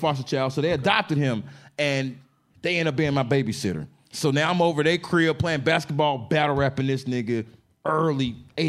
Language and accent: English; Dallas, Texas, United States; born there; also born or lived in Atlanta / Fort Lauderdale / Huntington Beach / Indiana; Hey, I was born in Dallas, Texas. I moved to Atlanta, then Fort Lauderdale, then Huntington Beach, California, then back to Atlanta, then to Indiana.